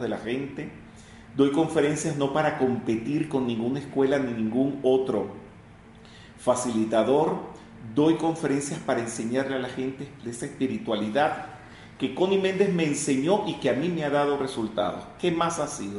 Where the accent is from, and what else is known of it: Venezuela